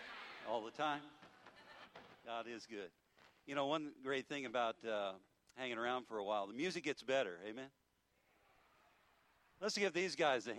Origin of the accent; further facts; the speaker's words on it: Memphis, Missouri, United States; also born or lived in Warrensburg; I came from Memphis, Missouri, out in the middle of nowhere, and the phone rang one day.